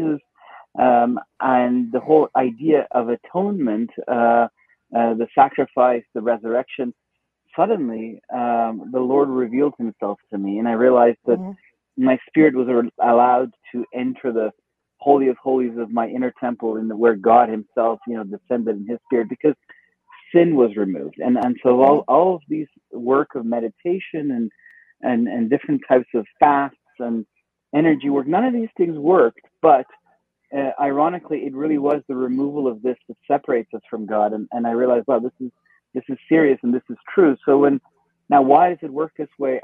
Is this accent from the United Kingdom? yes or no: no; Iran; moved away; I was born in Iran